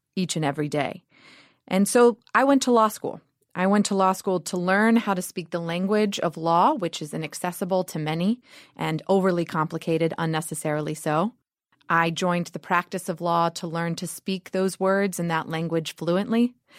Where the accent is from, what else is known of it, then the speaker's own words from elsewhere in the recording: Georgia, United States; I grew up in Georgia, the daughter of an English